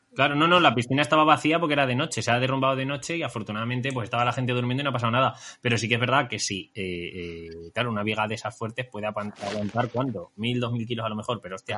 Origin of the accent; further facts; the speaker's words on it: Talavera de la Reina, Castilla-La Mancha, Spain; moved away; aquí en mi tierra, en mi casa